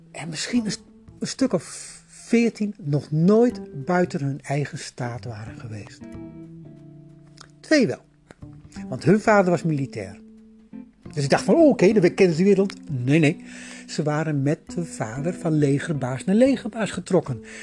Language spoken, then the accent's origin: Dutch; Netherlands; ik kom uit Nederland.